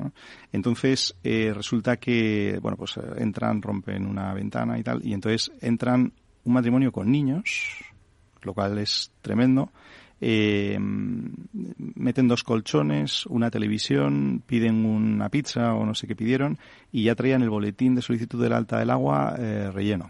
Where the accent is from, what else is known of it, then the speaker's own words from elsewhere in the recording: Santander, Cantabria, Spain; soy de Santander